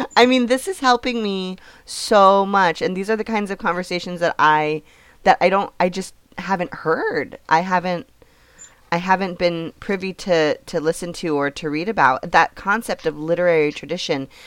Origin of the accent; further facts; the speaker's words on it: California, United States; I'm from California